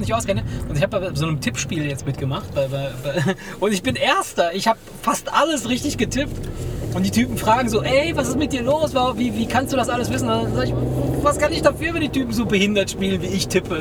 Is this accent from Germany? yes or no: no; Argentina; moved away; ich bin ja gebürtiger Argentinier.